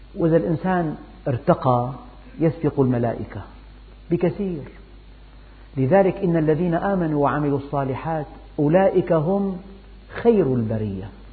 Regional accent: Syria; عندنا في الشام

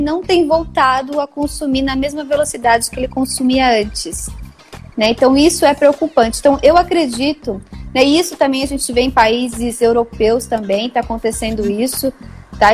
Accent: Maringá, Paraná, Brazil; moved away as an adult; now in São Paulo, Brazil; Eu sou de Maringá, né? Sou nascida em Maringá

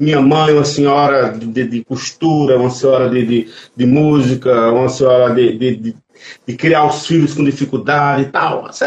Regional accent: Sertânia, Pernambuco, Brazil; moved away as an adult; also born or lived in Recife; now in Olinda, Brazil; sou de Sertânia, Pernambuco, Alto Sertão Pernambucano.

